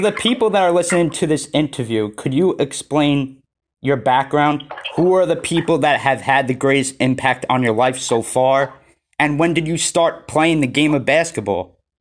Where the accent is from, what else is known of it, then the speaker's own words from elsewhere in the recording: New York, United States; I'm from New York, so I'm on the East Coast